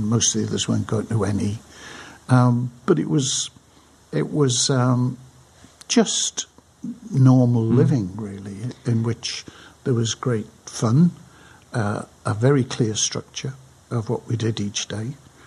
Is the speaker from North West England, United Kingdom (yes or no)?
yes; Crosby, North West England, United Kingdom; now in London, United Kingdom; life in the 40s, 50s and the 60s in the north side of Liverpool in Crosby